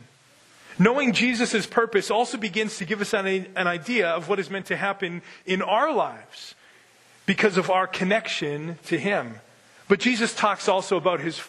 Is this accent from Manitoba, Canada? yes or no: yes; Winkler, Manitoba, Canada; now in North Dakota, United States; I grew up in Winkler, Manitoba